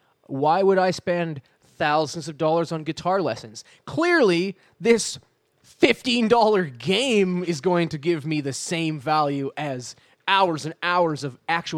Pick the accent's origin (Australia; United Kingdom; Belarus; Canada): Canada; my identity as a Canadian has been shaken to the very core.